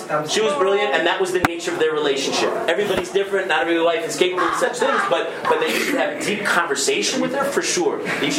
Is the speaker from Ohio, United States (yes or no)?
no; Berkeley, California, United States; I'm this liberal from Berkeley. You have to try hard to be liberal in Berkeley because they're automatically liberal there.